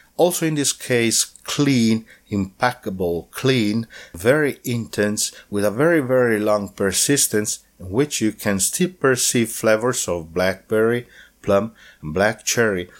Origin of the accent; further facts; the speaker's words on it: Umbria, Italy; as I live in Umbria, I was born in Umbria